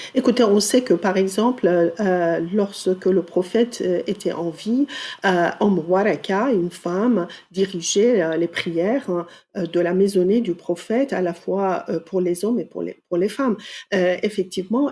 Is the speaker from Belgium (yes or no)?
no; Iran; moved away as an adult; now in France; j'ai grandi en Iran jusqu'à l'âge de 20 ans.